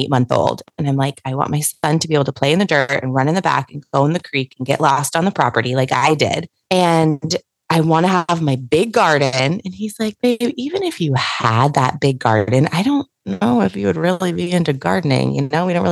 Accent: Northern California, United States; now in Orange County, Southern California, United States; I live in Southern California now, and I grew up in Northern California

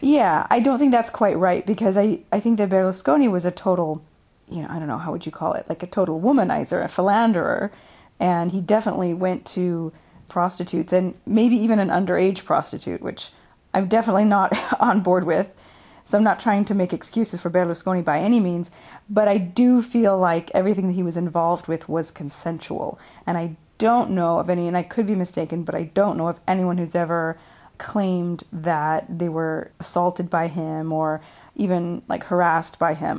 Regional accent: United States; now in Italy

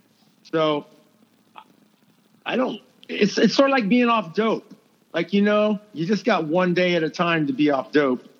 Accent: Houston, Texas, United States; I grew up in Houston, Texas.

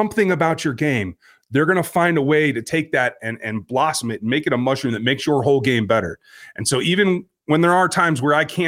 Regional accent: Kansas, United States; I'm from Kansas

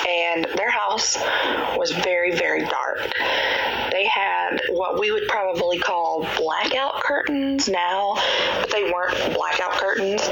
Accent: Georgia, United States; I'm from Georgia.

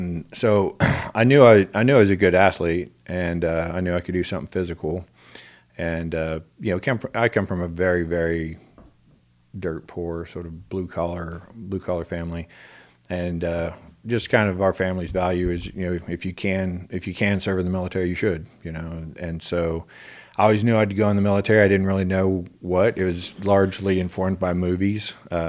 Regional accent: Houston, Texas, United States; Well, I was born in Houston, and lived in...

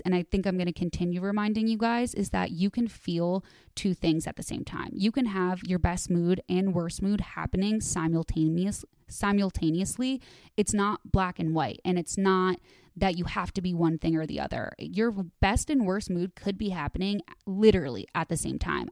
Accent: Midwest, United States; I'm from the Midwest

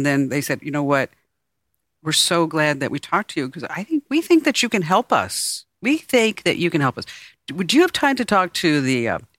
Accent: New York City, New York, United States; You know what a New Yorker is. I'm a New Yorker.

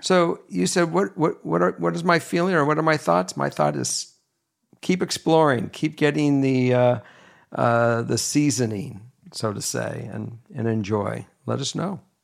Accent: Los Angeles, California, United States; moved away as an adult; also born or lived in Minnesota / Kentucky; And I grew up in Los Angeles. Now I'm back in L

